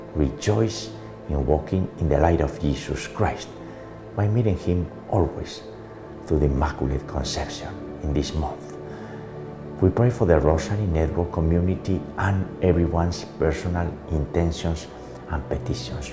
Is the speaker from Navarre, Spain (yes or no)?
yes; Navarre, Spain; the Kingdom of Navarre, my hometown